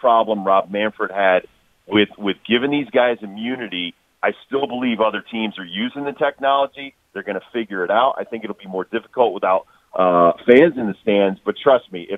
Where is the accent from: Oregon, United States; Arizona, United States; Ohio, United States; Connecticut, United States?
Connecticut, United States; being a hockey player growing up in Connecticut